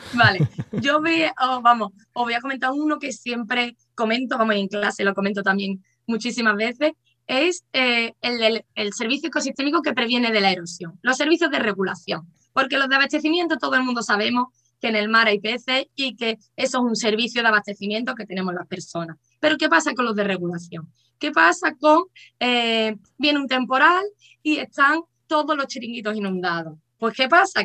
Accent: Cádiz, Andalusia, Spain; soy de Cádiz

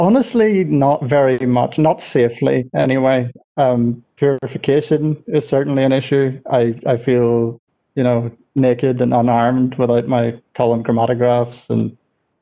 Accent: Belfast, Northern Ireland, United Kingdom; moved away as an adult; also born or lived in Durham, England; now in Zurich, Switzerland; I was born in Northern Ireland, which explains the accent, born in Belfast. When I was 18, I moved to university in England.

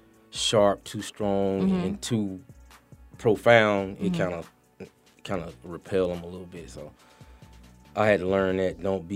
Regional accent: Atlanta, Georgia, United States; I'm from East Atlanta, Zone 6 area on the east side.

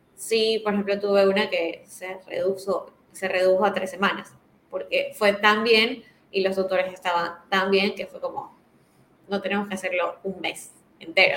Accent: Ecuador

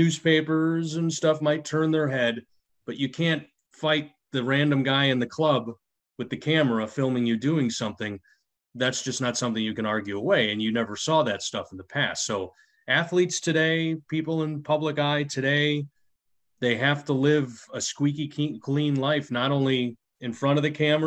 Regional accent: Chicago, Illinois, United States; that was the time I grew up and the place that I grew up in Chicago

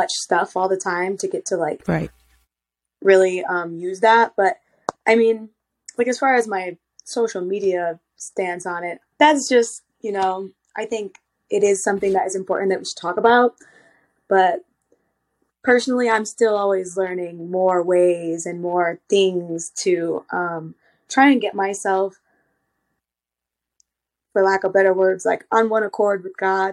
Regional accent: Michigan, United States; I'm from Michigan

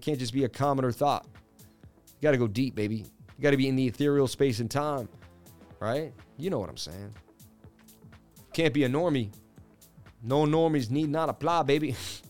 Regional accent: Connacht, Ireland; born there; Big up to the Irish. I was born in County Mayo.

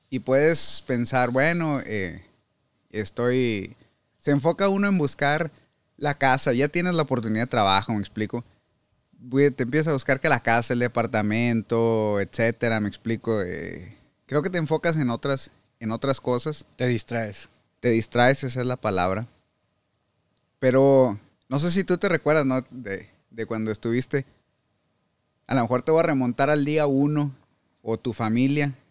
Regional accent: Saltillo, Coahuila, Mexico; moved away as an adult; now in United States; Yo soy de Saltillo, Coahuila. Ahí nací, y ahí crecí.

